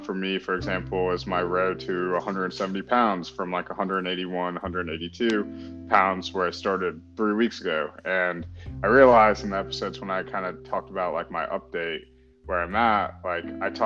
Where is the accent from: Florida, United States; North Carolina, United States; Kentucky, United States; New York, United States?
North Carolina, United States; grew up in North Carolina, pretty much. Family immigrated from India